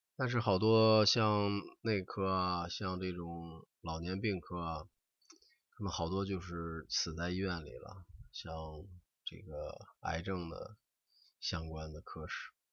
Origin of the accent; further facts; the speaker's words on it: China; 我们中国人